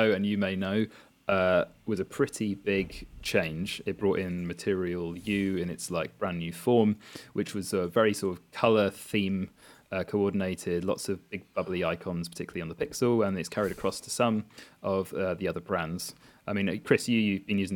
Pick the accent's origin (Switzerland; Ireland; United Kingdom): United Kingdom; we are British, we are not necessarily the most bilingual lot